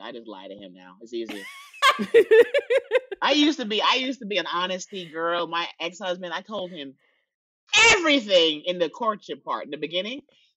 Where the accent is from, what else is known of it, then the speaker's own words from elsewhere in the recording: New York City, New York, United States; I'm from the Bronx